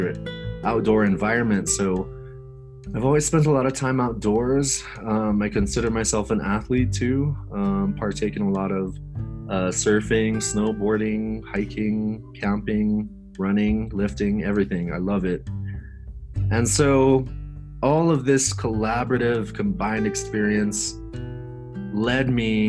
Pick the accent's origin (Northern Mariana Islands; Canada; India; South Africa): Northern Mariana Islands; Saipan; also born or lived in Denver, Colorado / Japan / Hawaii; now in Colorado, United States; I was born and raised in Saipan, tiny little island in the Pacific